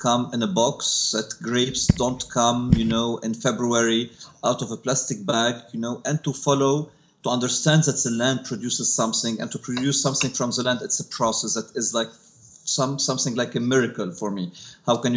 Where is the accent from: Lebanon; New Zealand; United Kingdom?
Lebanon; I grew up in a small village called Shiite, which is like 20 kilometers out of Beirut